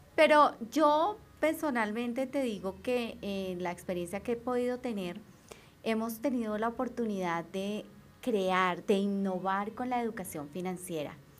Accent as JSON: {"language": "Spanish", "country": "Colombia", "said": "soy una colombiana común y corriente"}